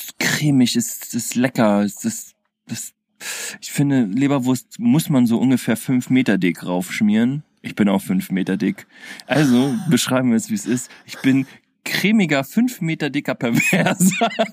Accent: Berlin, Germany; als Berliner

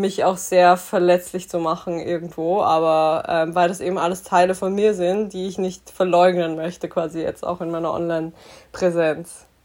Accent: Graz, Styria, Austria; moved away as an adult; now in Vienna, Austria; ich komme ursprünglich aus Graz und bin so alibimäßig fürs Studium nach Wien gezogen

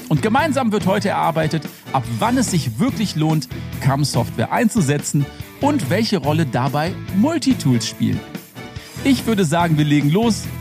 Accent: Rhineland, Germany; Da habe ich natürlich als Rheinländer direkt gedacht, erste Schneeflocke, bin ich raus mit dem Auto

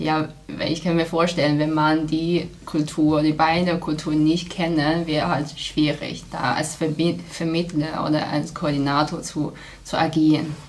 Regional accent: Qingdao, Shandong, China; German is a second language; moved away as an adult; also born or lived in Passau, Germany; now in Germany; in meiner Heimat Qingdao

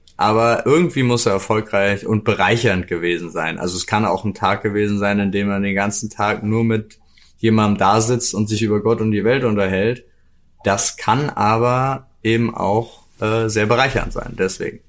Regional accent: North Rhine-Westphalia, Germany; also born or lived in Jena; now in Berlin, Germany; ich ja meine Kindheit auch irgendwie in NRW verbracht

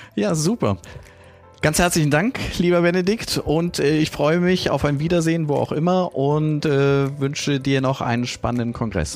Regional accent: North Rhine-Westphalia, Germany; Ich als Ostwestfale

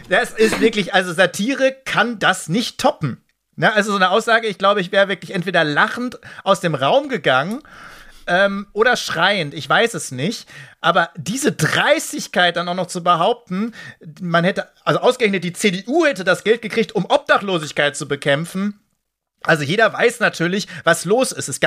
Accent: Dortmund, North Rhine-Westphalia, Germany; ich will jetzt gar nicht auf Fußball eingehen, das sollte ich als Dortmunder vielleicht nicht

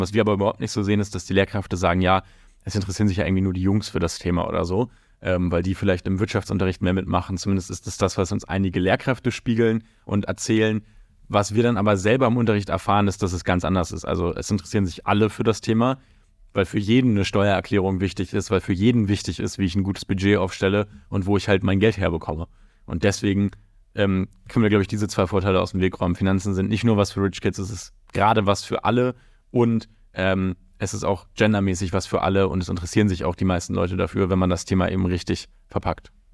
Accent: Hamburg, Germany; moved away as an adult; now in London, United Kingdom; ich komme ganz ursprünglich aus Hamburg, der objektiv schönsten Stadt der Welt

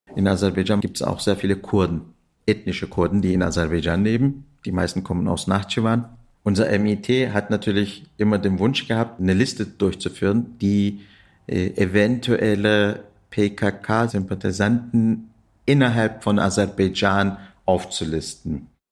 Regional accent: Turkey; moved away as an adult; also born or lived in Kassel, Hesse, Germany; now in Berlin, Germany; Ich bin in Kassel in Hessen geboren, äh, bin aber dann in der Türkei zur Schule gegangen, zur Uni

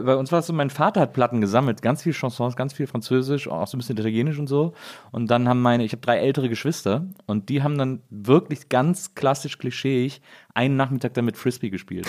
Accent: Wesseling, North Rhine-Westphalia, Germany; moved away; also born or lived in Munich; ich bin ja in Wesseling aufgewachsen, das ist genau zwischen Köln und Bonn

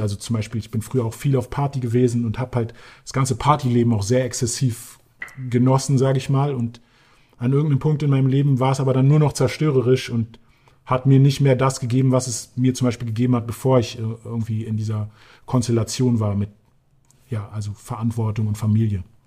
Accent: Berlin, Germany; Berlin, ja, das ist die Stadt, in der ich aufgewachsen bin

